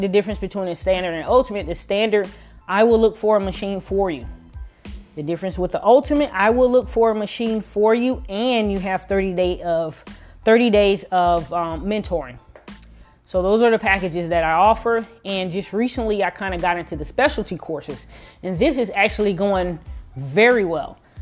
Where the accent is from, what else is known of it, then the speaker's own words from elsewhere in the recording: Miami, Florida, United States; I am from Miami, Florida.